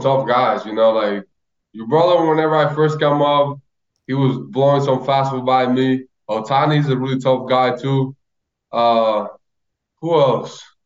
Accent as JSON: {"language": "English", "town": "Loma de Cabrera", "region": "Dajabón", "country": "Dominican Republic", "tie": "born or raised there", "moved": "yes", "said": "to go to Loma de Cabrera, and just to see how many people were out there. It was like my whole hometown."}